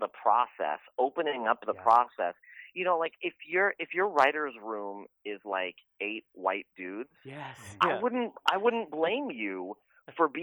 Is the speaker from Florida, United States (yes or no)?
no; San Francisco, California, United States; I'm Persian American, born and raised in San Francisco.